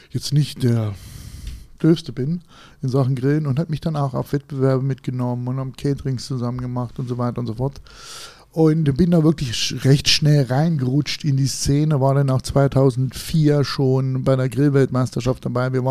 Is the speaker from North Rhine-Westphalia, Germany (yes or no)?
no; Thuringia, Germany; Und ähm, bin da als Thüringer, habe ich eigentlich gedacht, ich kann grillen.